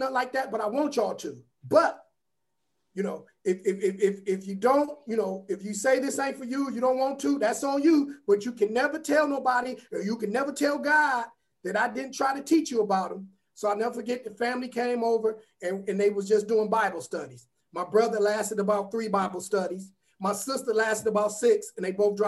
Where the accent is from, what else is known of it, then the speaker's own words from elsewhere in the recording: Warrensville Heights, Ohio, United States; I grew up in Warrensville Heights, and it was the suburbs then